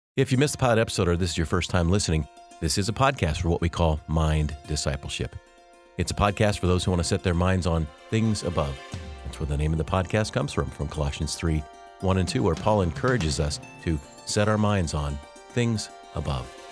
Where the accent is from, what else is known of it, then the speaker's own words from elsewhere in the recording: Denver, Colorado, United States; I grew up in Denver.